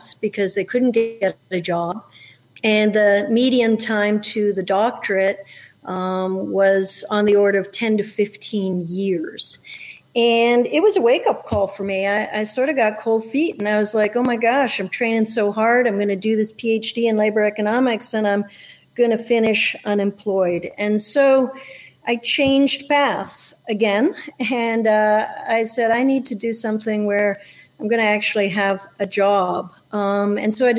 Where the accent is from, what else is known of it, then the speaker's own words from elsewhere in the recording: upstate New York, United States; also born or lived in Montreal, Canada; So I was born in Montreal, so I'm an immigrant, and my dad's from Central America. My mom's Canadian, and I moved to the United States when I was in elementary school, and I grew up in upstate New York.